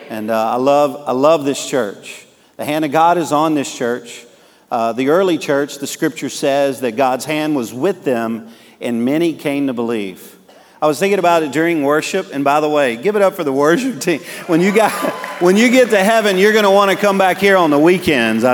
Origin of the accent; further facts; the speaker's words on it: Cajun, Louisiana, United States; I'm a Cajun